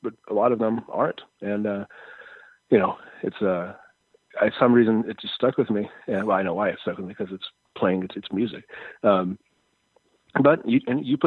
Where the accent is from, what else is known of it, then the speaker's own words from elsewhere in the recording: Brooklyn Park, Minnesota, United States; also born or lived in Fridley, Minnesota / Columbia Heights, Minnesota; I was born in Fridley and stuff, but yeah, I grew up, my main years were in Brooklyn Park, Brooklyn Center